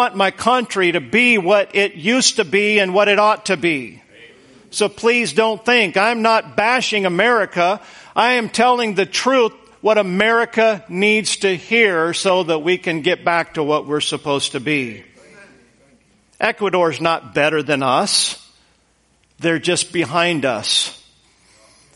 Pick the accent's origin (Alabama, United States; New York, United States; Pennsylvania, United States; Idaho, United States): Idaho, United States; Boise; moved away; I grew up in Idaho, and Idaho is, the Boise area was very flat, high desert.